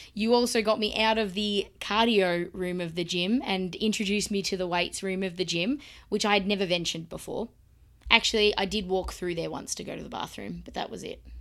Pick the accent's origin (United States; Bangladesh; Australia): Australia; Melbourne, Victoria; I was born in Melbourne, Australia, where I live now, where we live now, and I've lived here all my life.